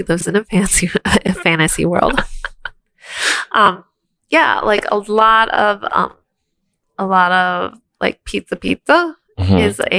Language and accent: English; Minnesota, United States; we're from Minnesota.